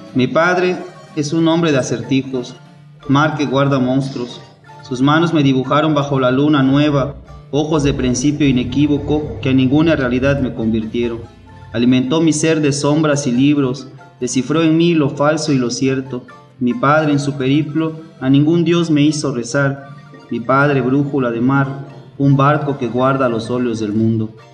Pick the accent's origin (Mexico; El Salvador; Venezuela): Mexico; Juchitán de Zaragoza, Oaxaca; soy de Juchitán, de Zaragoza, Oaxaca, de la séptima sección.